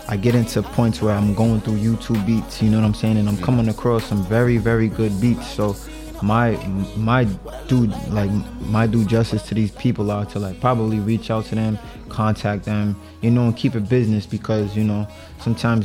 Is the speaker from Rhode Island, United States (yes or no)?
yes; Pawtucket, Rhode Island, United States; I'm from Pawtucket, Rhode Island. My family comes from Cape Verde